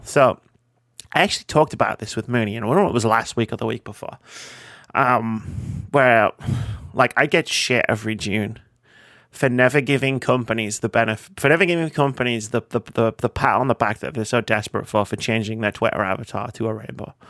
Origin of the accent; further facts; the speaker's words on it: United Kingdom; we're British